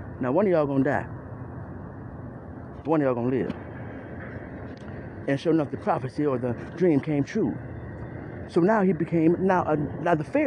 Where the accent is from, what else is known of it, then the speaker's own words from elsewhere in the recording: Cleveland, Ohio, United States; I'm from Cleveland Heights